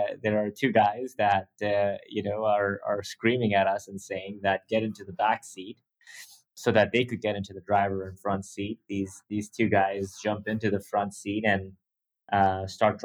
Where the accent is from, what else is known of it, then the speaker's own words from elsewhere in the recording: Dubai, United Arab Emirates; growing up in Dubai